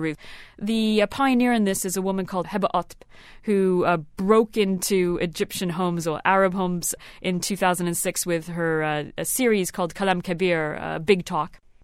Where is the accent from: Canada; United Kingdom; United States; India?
Canada; I grew up in Canada